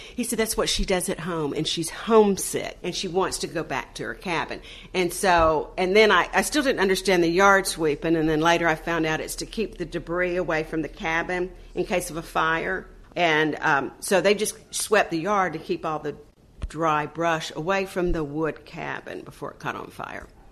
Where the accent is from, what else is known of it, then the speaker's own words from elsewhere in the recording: Panama City, Florida, United States; moved away as an adult; also born or lived in Tampa, Florida; I grew up in Panama City, went to school at Florida State, went back and taught school in Panama City